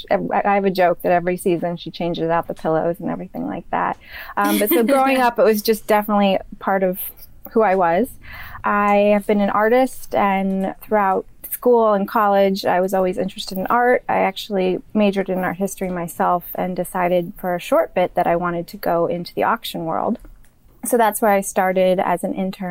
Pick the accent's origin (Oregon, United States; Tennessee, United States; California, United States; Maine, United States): Maine, United States; moved away; also born or lived in New York; I'm originally from Maine